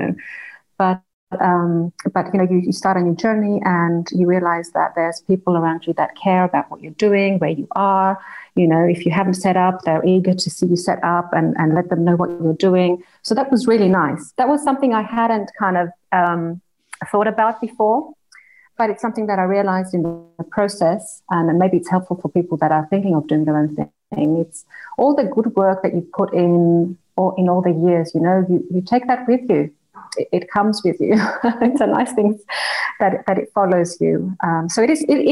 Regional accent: Greece; moved away; also born or lived in Australia; I was born in Australia and grew up in Greece. My parents are Greek

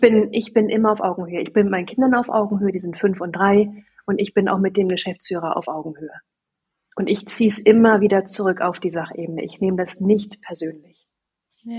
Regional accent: Sieke, Lower Saxony, Germany; ich bin, wie gesagt, auf dem Land groß geworden, da gab es nur einmal im Jahr diese Marktschreiermärkte. Ja, da kamen dann Fischfiete und Käseheidi und Blumenpeter und die standen dann da auf so einem kleinen Marktplatz in Sieke

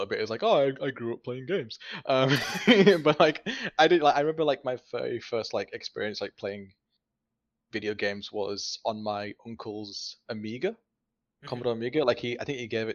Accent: Bradford, Yorkshire and the Humber, United Kingdom; I went to like open day for Bradford College, which is my hometown

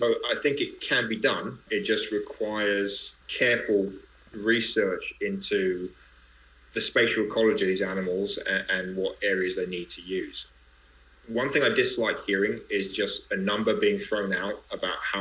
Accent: Greece; I come from Greece

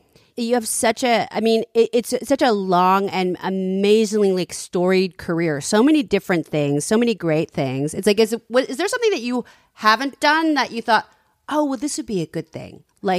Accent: Australia; Yeah, got a couple. We're Australian

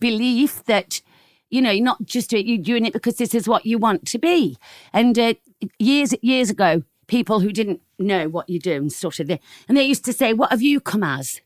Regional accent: Nottingham, East Midlands, United Kingdom; grew up in Nottingham.

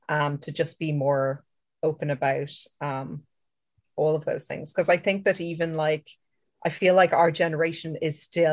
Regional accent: Ireland; I know that as an Irish person, we're kind of inbuilt to feel guilt and shame, like about a lot of things anyway.

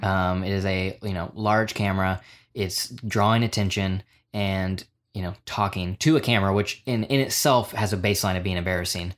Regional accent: Oklahoma, United States; just being a stupid kid growing up in Oklahoma

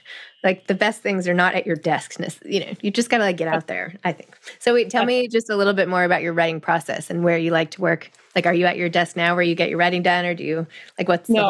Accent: New York, United States; I grew up right here in New York, a couple blocks away.

